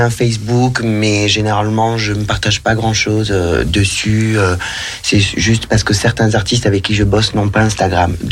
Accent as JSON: {"language": "French", "region": "south of France", "country": "France", "accent": "Southern French", "said": "Ah oui, parce que j'ai l'accent du Sud."}